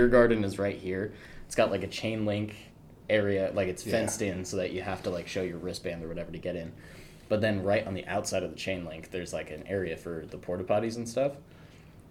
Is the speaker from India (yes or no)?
no; Ireland; moved away; also born or lived in Portland; I come from Ireland. Like I was born in Portland, but I was raised in Ireland